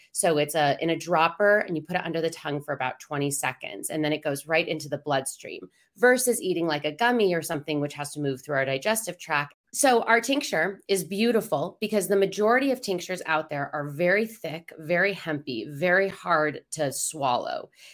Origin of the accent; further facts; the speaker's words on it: Denver, Colorado, United States; I'm from Denver